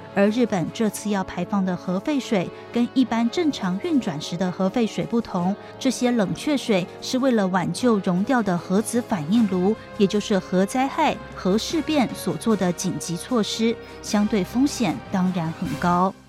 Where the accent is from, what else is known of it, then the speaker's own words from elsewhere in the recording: Taiwan; 我们台湾人要生小孩